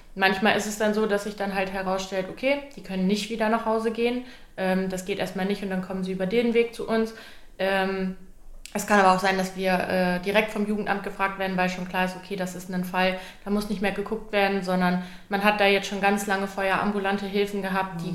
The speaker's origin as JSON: {"language": "German", "town": "Minden", "region": "North Rhine-Westphalia", "country": "Germany", "said": "ich komme auch direkt hier aus Minden"}